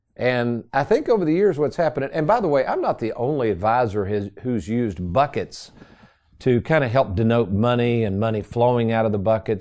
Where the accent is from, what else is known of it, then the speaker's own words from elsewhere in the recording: Lexington, United States; I had a basement growing up in Lexington. My mom still lives in that same house